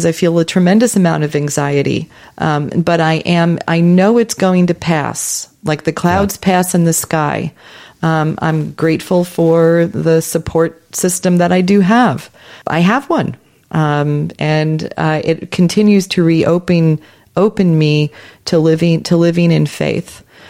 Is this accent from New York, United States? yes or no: yes; New York, United States; I consider myself a global citizen. But I'm glad I'm from New York, though.